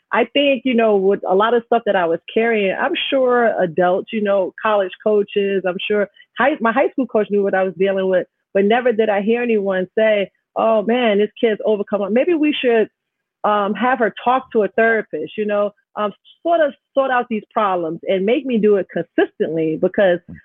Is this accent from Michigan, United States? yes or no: no; New York City, New York, United States; also born or lived in Jamaica, Queens; growing up in Astoria, having my parents separate.